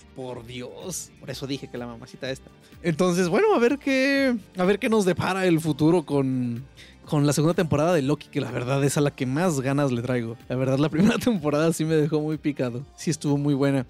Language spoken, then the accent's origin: Spanish; Mexico; como mexicano